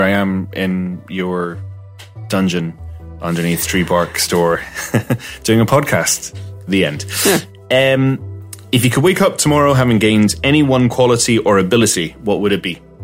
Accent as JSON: {"language": "English", "country": "Malta", "also_born_or_lived": "Glasgow, Scotland", "moved": "as an adult", "lives_now": "Ireland", "said": "I was neither Maltese nor Scottish, but kind of floating in the middle somewhere in ether"}